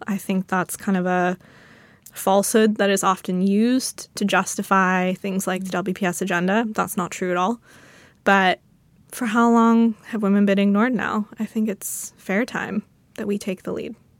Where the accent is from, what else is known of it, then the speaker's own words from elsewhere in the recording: United States; I'm an American